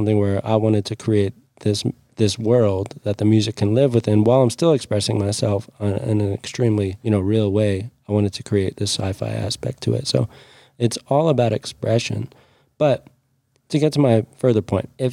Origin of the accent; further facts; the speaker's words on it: Jackson, Wyoming, United States; I grew up in Jackson Hole